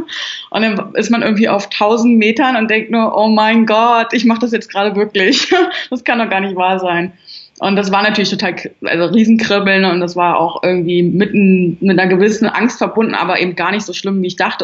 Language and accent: German; Berlin, Germany; ich bin ein Großstadtkind, ich bin in Berlin groß geworden